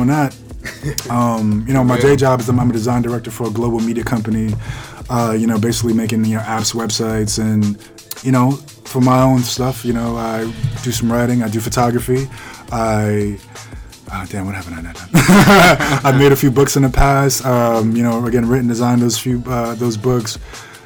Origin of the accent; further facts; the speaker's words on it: Jamaica; I'm Jamaican, like that is in my essence